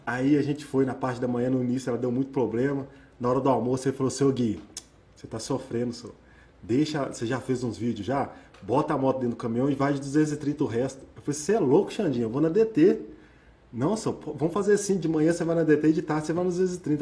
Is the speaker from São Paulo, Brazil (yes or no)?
no; Minas Gerais, Brazil; Eu sou mineiro